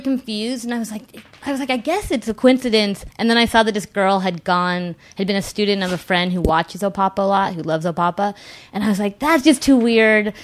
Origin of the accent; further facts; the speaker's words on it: Whittier, California, United States; now in New York, United States; I grew up in Southern California